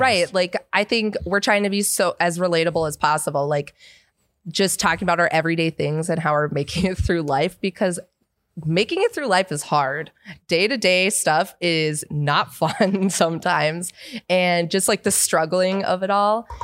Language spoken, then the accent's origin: English; Seattle, Washington, United States; moved away as an adult; I'm from Seattle